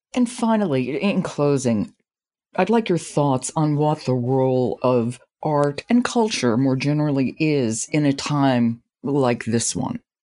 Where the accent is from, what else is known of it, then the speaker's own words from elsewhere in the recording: New York City, New York, United States; I, I grew up in New York City and grew up going to the Met.